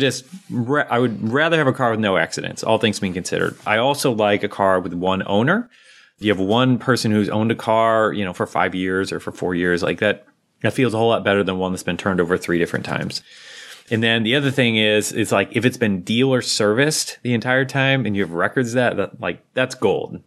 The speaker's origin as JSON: {"language": "English", "country": "United States", "said": "I'm an American."}